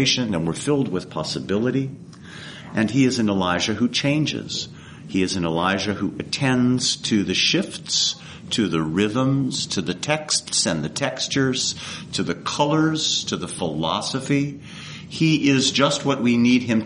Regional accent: East Coast, United States; moved away; I come from the East Coast

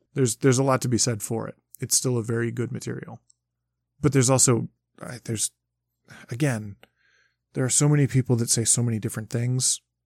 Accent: Michigan, United States; I grew up in Michigan

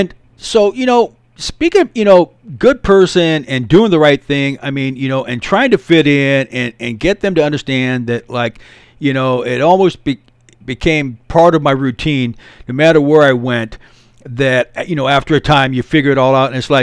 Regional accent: United States; I'm an American dude.

